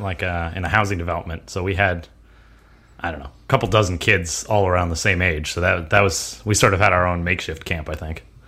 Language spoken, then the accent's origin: English; United States; I was born in America. I'm an American